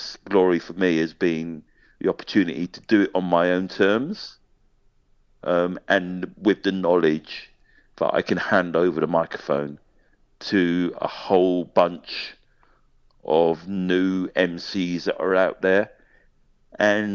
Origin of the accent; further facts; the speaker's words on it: London, United Kingdom; now in Scotland, United Kingdom; I'm a Londoner. I'm a London boy. Always will be a London boy.